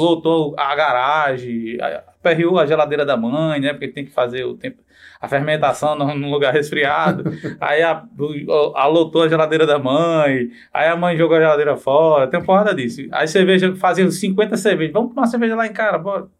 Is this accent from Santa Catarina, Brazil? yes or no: no; Bananeiras, Paraíba, Brazil; moved away as an adult; also born or lived in João Pessoa / Brasília / Rio de Janeiro; Eu passei minha infância em bananeiras